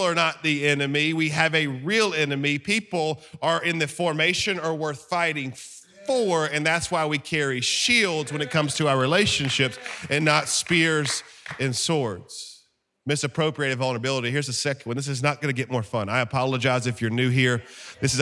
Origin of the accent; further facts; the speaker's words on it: Alabama, United States; I'm from Alabama